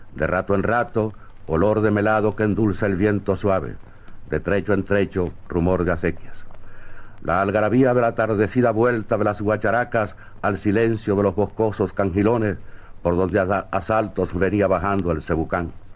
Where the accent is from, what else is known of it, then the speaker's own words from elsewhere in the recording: Caracas, Capital District, Venezuela; el Valle de Caracas, mi ciudad natal.